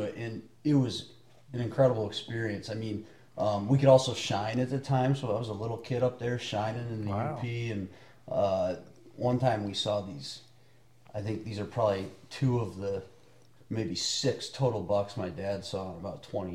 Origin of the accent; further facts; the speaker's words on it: Michigan, United States; I grew up in Michigan